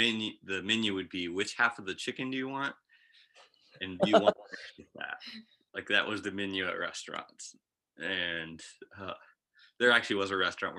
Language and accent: English; United States; also born or lived in Kenya; And I as an American gave more than what they were giving.